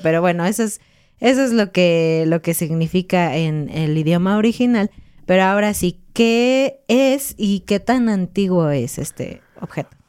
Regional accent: Mexico; somos mexicanos

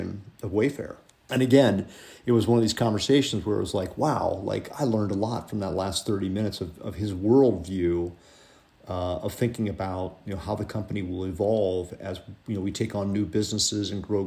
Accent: Cincinnati, Ohio, United States; moved away as an adult; I grew up in Cincinnati, Ohio

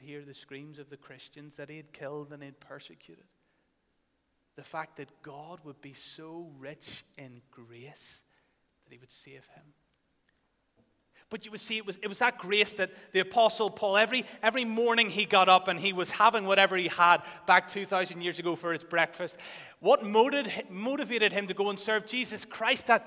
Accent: Northern Ireland, United Kingdom; many of us growing up in Northern Ireland

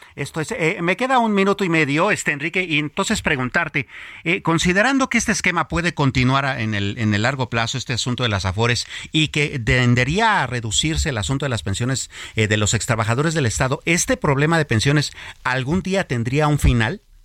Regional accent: Mexico; nos preocupa y realmente nos inquieta a los mexicanos

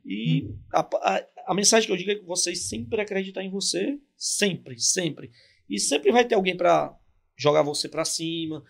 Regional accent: São Paulo, Brazil; sou paulista

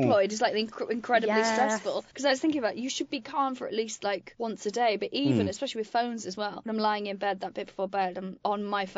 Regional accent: Wales, United Kingdom; moved away; I grew up in Wales on a farm

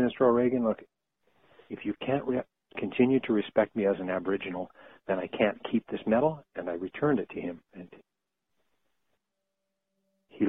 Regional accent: Gander, Newfoundland and Labrador, Canada; moved away; also born or lived in Saskatchewan / Ontario / Quebec; I grew up in Gander, so I was born and raised in Gander.

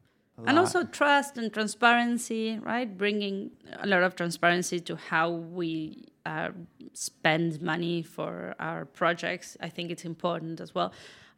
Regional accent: Argentina; also born or lived in Buenos Aires / San Francisco; now in New York, United States; I am from Argentina.

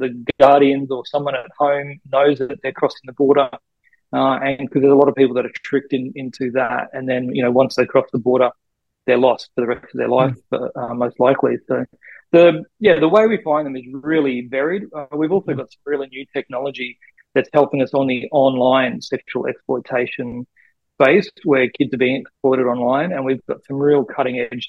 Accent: Bundaberg, Queensland, Australia; also born or lived in Finland; So I grew up in Bundaberg in, I guess, central Queensland.

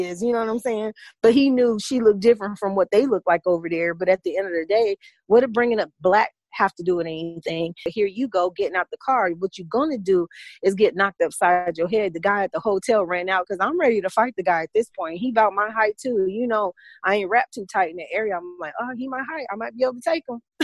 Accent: Midwest, United States; now in Atlanta, United States; I'm from the Midwest, and there's a lot of prejudiced white people in the Midwest

